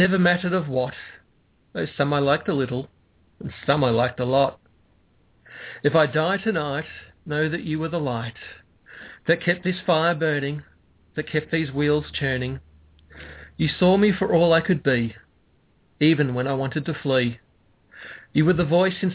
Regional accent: Australia; also born or lived in Melbourne, Victoria; I am an Aussie

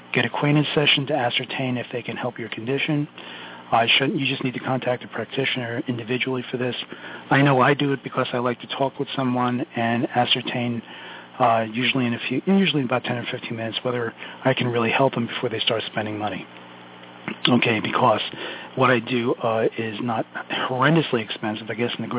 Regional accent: New York City, New York, United States; accent: Brooklynese; I'm Sicilian from Brooklyn

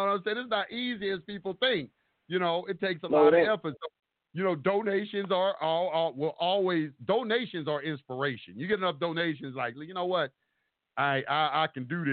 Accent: the South, United States; me growing up in the South

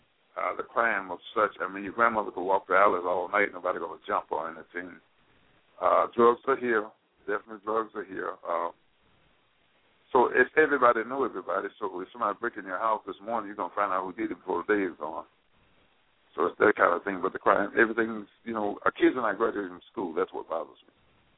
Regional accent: Mississippi, United States; moved away; I came here in 1947 from Mississippi, and it's always been a viable place.

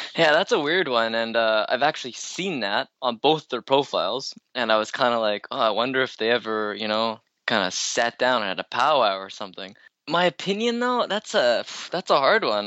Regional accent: Canada; I'm only Canadian

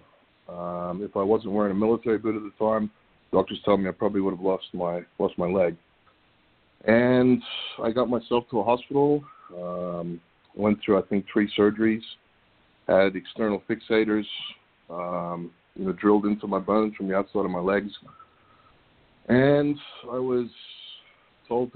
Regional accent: Australia; moved away as an adult; also born or lived in Tampa, Florida, United States; now in United States; I grew up in Australia

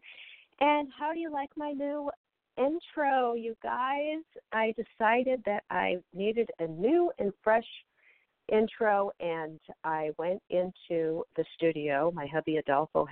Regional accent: Seattle, Washington, United States; moved away; also born or lived in Beverly Hills; I've been up here in Washington State near Seattle, my hometown

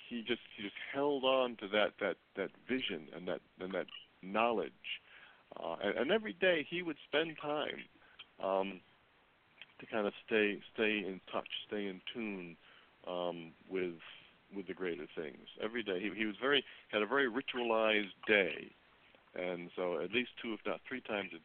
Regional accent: Midwest, United States; I'm from the Midwest, and I love the Midwest

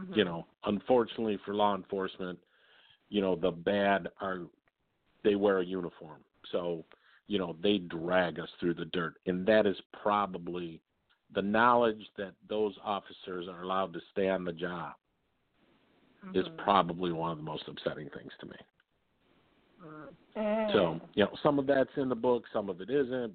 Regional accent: Detroit, Michigan, United States; I grew up in Southwest Detroit.

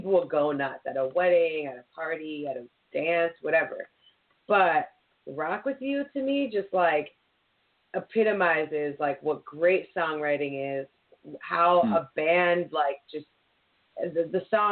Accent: Philadelphia, Pennsylvania, United States; growing up, you know, in Philly

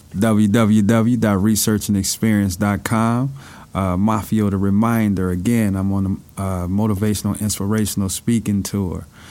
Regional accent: Chicago, Illinois, United States; growing up in Chicago, you know, I had both of my parents

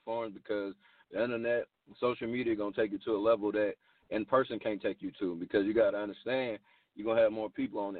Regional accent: Atlanta, Georgia, United States; I'm from Atlanta, man. I was born in Grady. I'm a Grady baby. You know, I was raised in Atlanta, born and raised

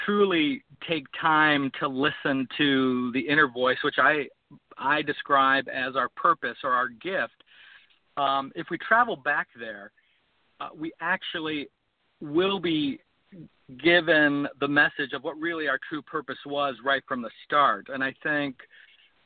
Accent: Ohio, United States; I grew up in Ohio and raised in a family of six, middle-class family

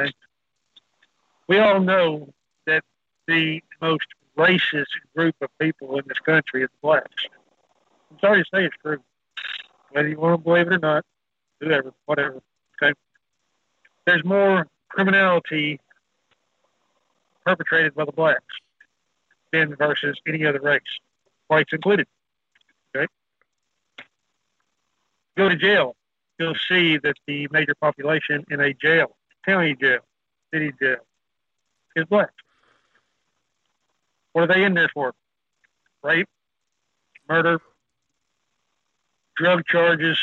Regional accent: Texas, United States; I'm Texas

